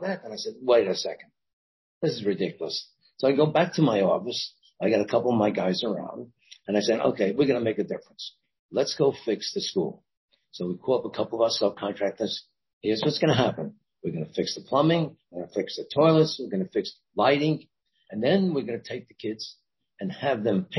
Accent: New York City, New York, United States; moved away as an adult; now in Washington, D.C., United States; I'm a guy from Brooklyn

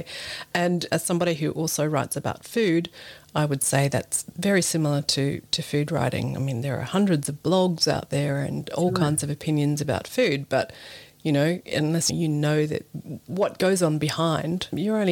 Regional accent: Australia; as an Australian

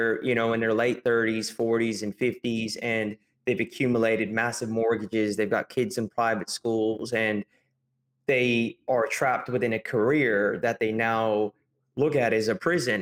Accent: California, United States; moved away as an adult; now in Australia; I'm from California, but I arrived in Australia.

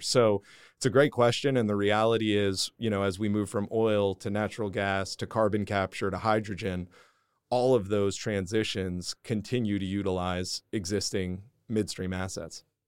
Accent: New Jersey, United States; moved away as an adult; also born or lived in Houston, Texas; growing up in New Jersey

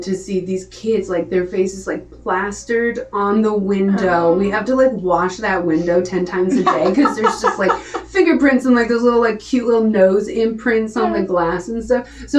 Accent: Nashville, Tennessee, United States; I thought I was moving. I came from Nashville.

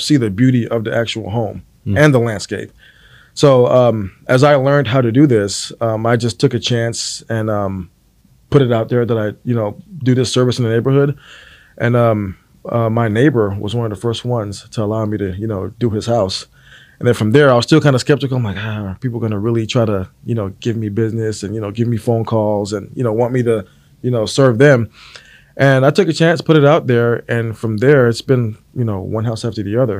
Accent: Fort Lauderdale, Florida, United States; moved away as an adult; also born or lived in Abilene, Texas / Dallas, Texas; now in Houston, United States; I'm originally from Fort Lauderdale, Florida.

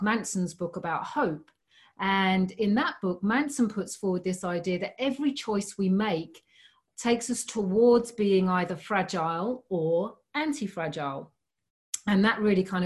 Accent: United Kingdom; moved away as an adult; now in Australia; I'm not originally from Australia. I'm originally from the UK. So I spent the first 30 years of my life there

